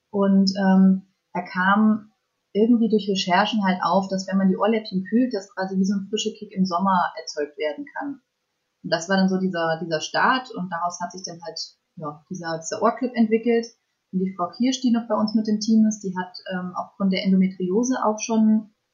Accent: Fulda, Hesse, Germany; ich bin 24 Jahre alt und ich komme aus Fulda.

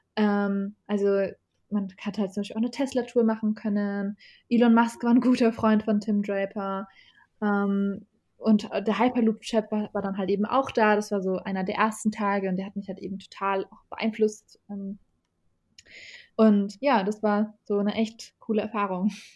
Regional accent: Germany; also born or lived in Iraq; ich bin da geboren. Also ich bin mit zwei Jahren äh, nach Deutschland gereist

